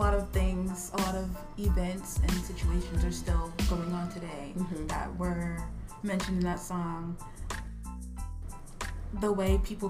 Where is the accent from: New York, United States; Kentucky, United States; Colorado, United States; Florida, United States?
Kentucky, United States; I'm here from Kentucky